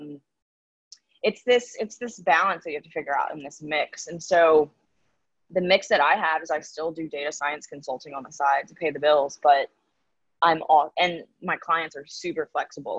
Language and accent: English; the South, United States; moved away as an adult; now in New York, United States; I'm a Southerner